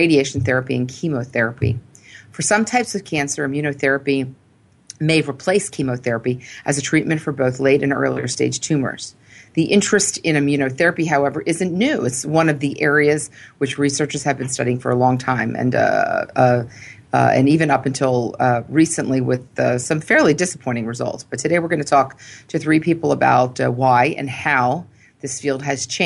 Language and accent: English; Philadelphia, Pennsylvania, United States; the University of Pennsylvania in Philadelphia, my hometown